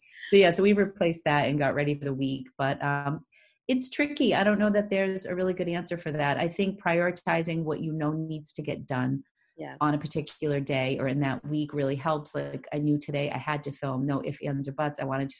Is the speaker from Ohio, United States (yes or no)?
no; Leominster, Massachusetts, United States; accent: Boston; The people of Connecticut made fun of my Boston accent, which I grew up in Leominster. So that's about 40 miles west of Boston.